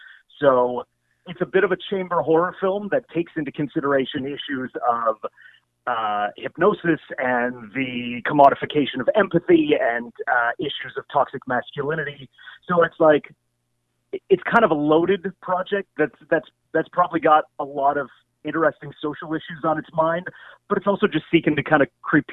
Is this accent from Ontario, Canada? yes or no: no; Prince Edward Island, Canada; I grew up in Prince Edward Island, so CBC Charlottetown is where, like, PEI's sort of edition of CBC Radio 1 is set.